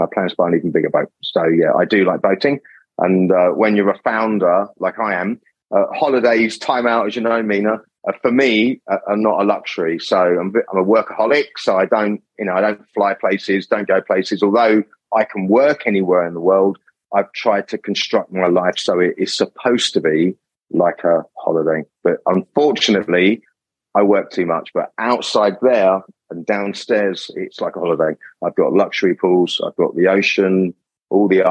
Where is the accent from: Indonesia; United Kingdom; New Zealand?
United Kingdom; Kent, South East England; accent: English; moved away; I grew up in Britain. My parents and myself and my brother, we lived in the Kentish countryside